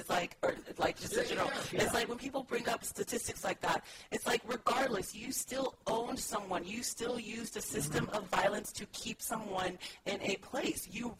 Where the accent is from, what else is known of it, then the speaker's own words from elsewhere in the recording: Dallas, Texas, United States; moved away; also born or lived in Austria; I'm from Dallas.